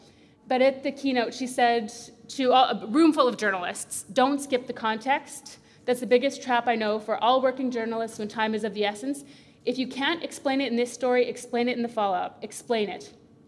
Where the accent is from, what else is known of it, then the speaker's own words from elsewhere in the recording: Saskatchewan, Canada; we're from Saskatchewan